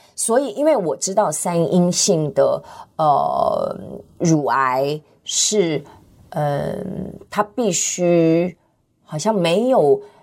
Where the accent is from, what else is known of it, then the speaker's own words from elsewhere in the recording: Tianjin, China; 我是天津